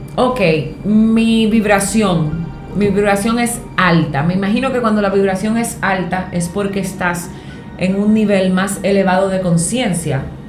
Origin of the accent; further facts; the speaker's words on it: Higüey, La Altagracia, Dominican Republic; Yo soy de un campo, yo soy de Higüey